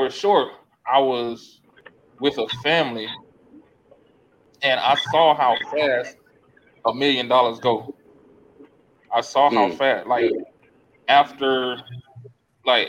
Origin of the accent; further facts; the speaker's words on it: South Florida, United States; I'm from South Florida